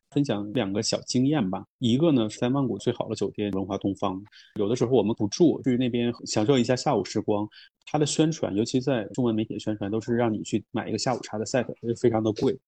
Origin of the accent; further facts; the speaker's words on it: Northeast China, China; 我作为一个东北人